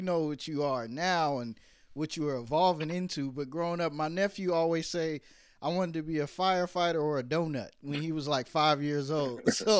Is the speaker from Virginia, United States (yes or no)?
yes; Virginia, United States; also born or lived in Brooklyn, New York; Yeah, so I was born in Brooklyn, but my mom moved us to Virginia when I was like five and all over, so.